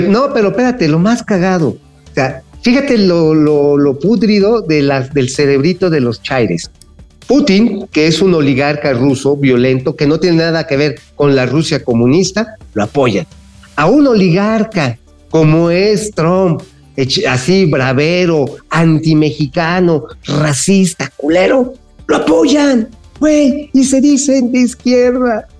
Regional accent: Mexico City, Mexico; recibimos los chilangos acá

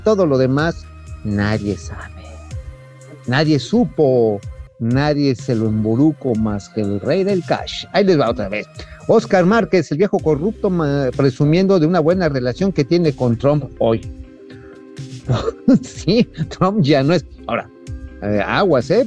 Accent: Tula, Hidalgo, Mexico; yo soy este, oriundo de Tula, por eso lo conozco bien

